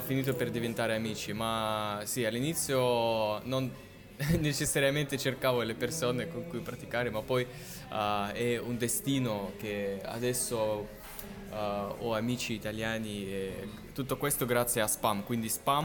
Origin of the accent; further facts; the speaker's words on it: Novosibirsk, Novosibirsk Oblast, Russia; Italian is a second language; io sono nato a Novosibirsk e per me eh, Russia è qualcosa del mio perché sono russo